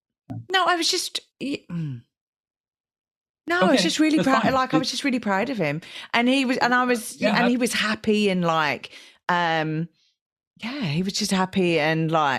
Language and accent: English; England, United Kingdom; my English background, because it's like, being English